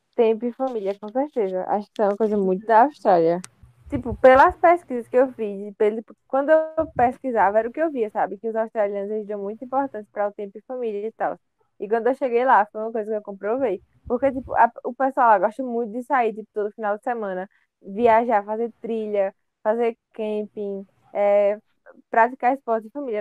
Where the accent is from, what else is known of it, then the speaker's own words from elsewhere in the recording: Brazil; a gente é do Brasil